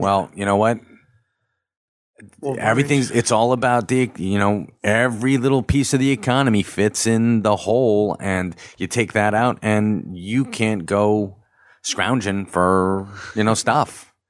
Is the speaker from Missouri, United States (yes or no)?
no; Sea Bright, New Jersey, United States; I grew up in Seabright.